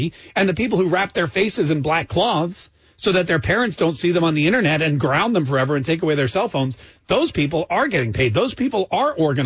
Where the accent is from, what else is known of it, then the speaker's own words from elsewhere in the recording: Winston-Salem, North Carolina, United States; I grew up in Winston-Salem, North Carolina, a city that was named for cigarettes.